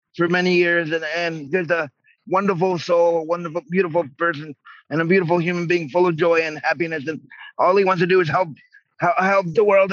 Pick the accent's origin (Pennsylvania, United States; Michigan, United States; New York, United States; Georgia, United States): New York, United States; moved away; I was born in New York